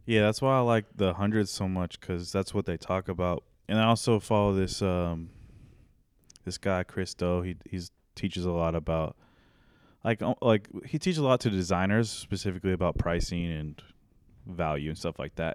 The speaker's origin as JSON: {"language": "English", "town": "Raymore", "region": "Missouri", "country": "United States", "tie": "born or raised there", "also_born_or_lived": "Topeka, Kansas", "said": "I grew up in Raymore, which is, like, thirty minutes south of here. It's a little bit south of Grand View, next to Belton. Um, lived in the same house my whole life"}